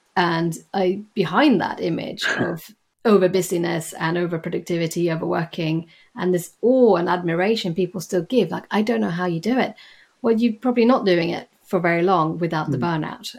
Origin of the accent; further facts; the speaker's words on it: Sweden; moved away as an adult; now in London, United Kingdom; I am from Sweden